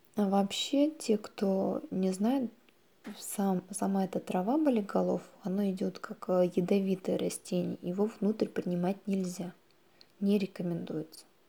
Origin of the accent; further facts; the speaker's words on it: Naberezhnye Chelny, Tatarstan, Russia; я из Набережных Челнов